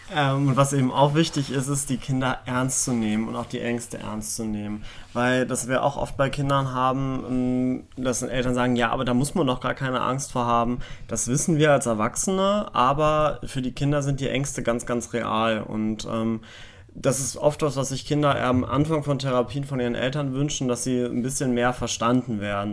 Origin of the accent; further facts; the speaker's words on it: Germany; bei uns in Deutschland